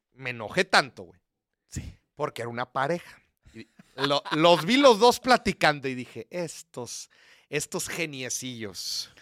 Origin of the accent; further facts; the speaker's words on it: Mexico; soy de México